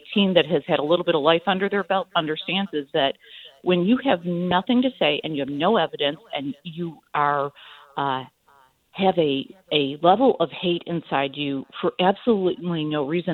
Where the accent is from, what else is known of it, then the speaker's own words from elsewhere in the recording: Midwest, United States; I'm from the Midwest.